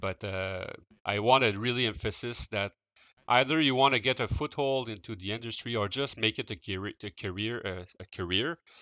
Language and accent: English; Quebec City, Quebec, Canada; I grew up in Quebec City, um, so I did not move, uh, at all during my, uh, my youth.